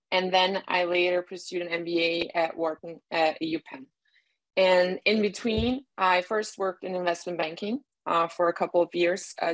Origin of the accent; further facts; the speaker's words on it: Brazil; also born or lived in Miami, United States / Germany; I was born in Brazil and then raised between Miami, a farm in the countryside of Brazil, and sometimes um, randomly in Germany for a few months.